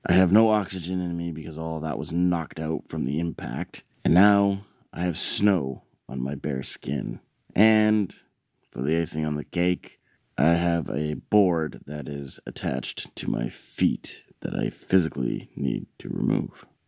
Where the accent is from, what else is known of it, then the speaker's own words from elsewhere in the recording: Canada; I'm Canadian